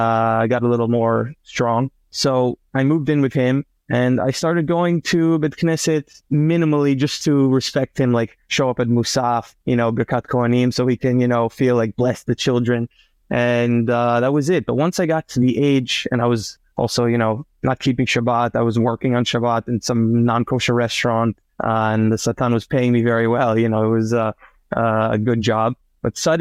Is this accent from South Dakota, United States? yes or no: no; Boca Raton, Florida, United States; moved away as an adult; now in Israel; I grew up in Boca Raton, Florida. Born and raised.